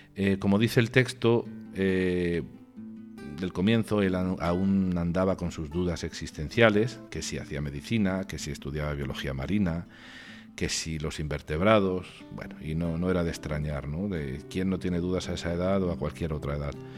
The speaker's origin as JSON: {"language": "Spanish", "region": "Region of Murcia", "country": "Spain", "moved": "yes", "lives_now": "Congo", "said": "en mi tierra, en Murcia"}